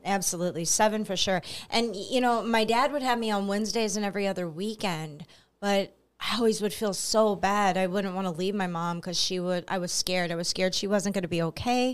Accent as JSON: {"language": "English", "town": "Belleville", "region": "Illinois", "country": "United States", "said": "I'm from Belleville, Illinois, so I'm about a half an hour east"}